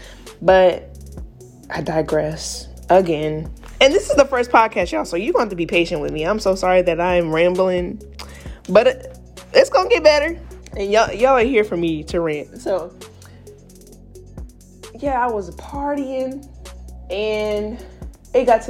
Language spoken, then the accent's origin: English; South Carolina, United States; moved away as an adult; also born or lived in Alabama; I moved from South Carolina to Alabama